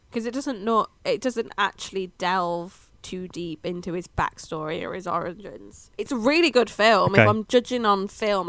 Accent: United Kingdom

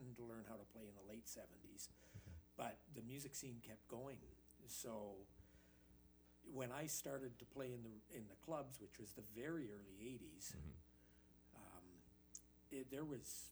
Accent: Thunder Bay, Ontario, Canada; moved away as an adult; also born or lived in Dryden, Ontario; now in Winnipeg, Canada; All of my school years were in Thunder Bay

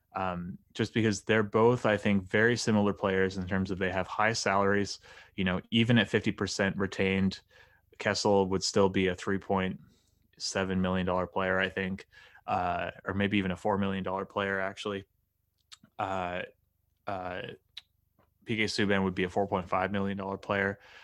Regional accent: Halifax, Nova Scotia, Canada; the Halifax Mooseheads, who are my hometown junior team

